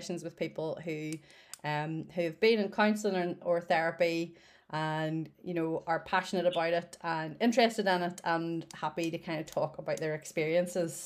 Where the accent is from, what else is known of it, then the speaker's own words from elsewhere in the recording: Northern Ireland, United Kingdom; I am in my spare room in Northern Ireland